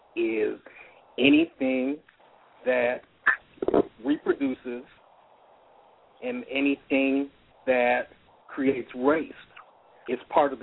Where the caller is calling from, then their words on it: Atlanta, Georgia, United States; I'm calling from Atlanta, Georgia.